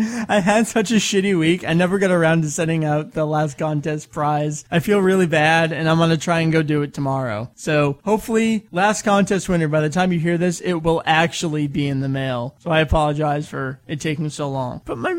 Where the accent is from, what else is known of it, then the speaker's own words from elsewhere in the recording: Canada; I'm Canadian, eh?